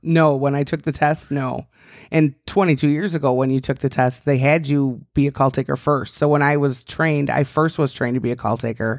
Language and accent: English; Chicago, Illinois, United States; accent: Chicago; I was born and raised in Beverly, south side of Chicago